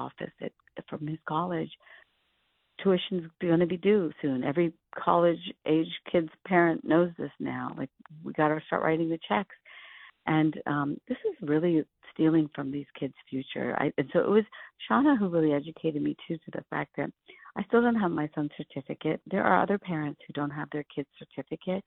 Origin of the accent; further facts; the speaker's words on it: India; now in United States; I'm an immigrant from India.